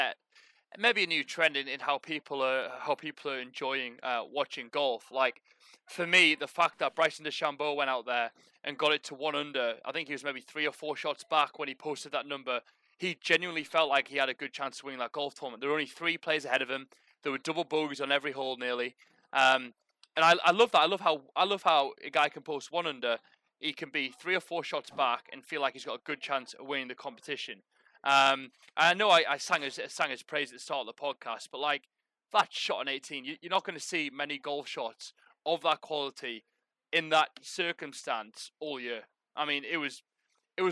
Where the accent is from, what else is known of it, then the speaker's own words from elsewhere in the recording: England, United Kingdom; as an Englishman